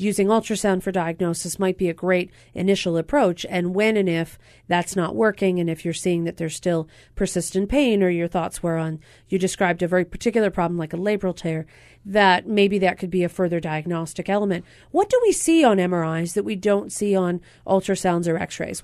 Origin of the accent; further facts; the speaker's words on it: Pennsylvania, United States; now in Hawaii, United States; Pennsylvania, my home state